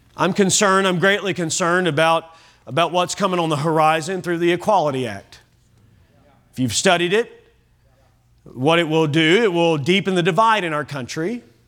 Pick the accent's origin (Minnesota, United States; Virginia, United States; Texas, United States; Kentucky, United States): Kentucky, United States; now in Oklahoma, United States; I'm from Kentucky